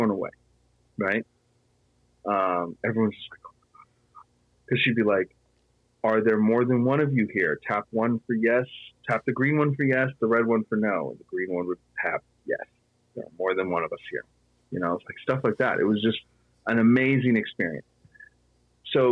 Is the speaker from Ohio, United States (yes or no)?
no; Petaluma, California, United States; I grew up here in Petaluma and I grew up here at the Phoenix Theater